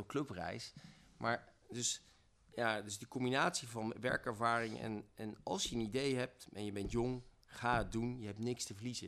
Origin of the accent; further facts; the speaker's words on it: Zwolle, Overijssel, Netherlands; moved away as an adult; also born or lived in Rotterdam; ik kom uit Zwolle